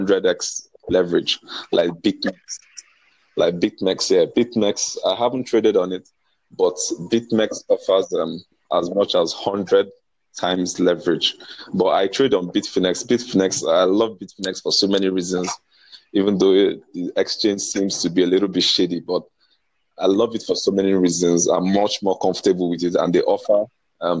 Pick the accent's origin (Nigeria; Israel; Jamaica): Nigeria; I'm from Nigeria. I'm from Nigeria.